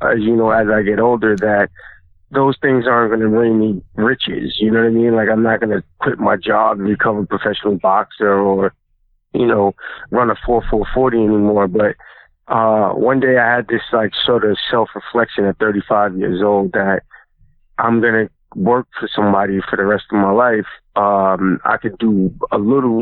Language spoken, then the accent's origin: English; New York, United States; I'm a New Yorker